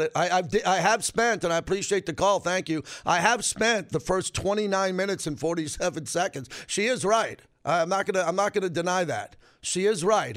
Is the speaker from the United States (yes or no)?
yes; New York, United States; Growing up in New York